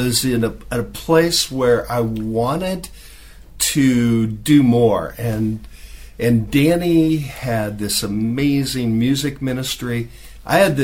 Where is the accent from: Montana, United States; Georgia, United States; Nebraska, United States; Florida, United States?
Nebraska, United States; moved away as an adult; now in Mexico City, Mexico; I grew up in Nebraska.